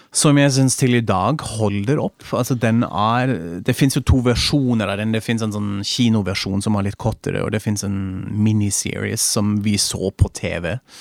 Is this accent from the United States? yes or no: no; Germany